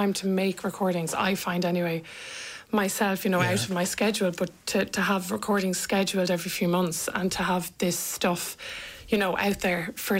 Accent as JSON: {"language": "English", "town": "Cork", "region": "Munster", "country": "Ireland", "said": "so the two Cork, Corkonians together."}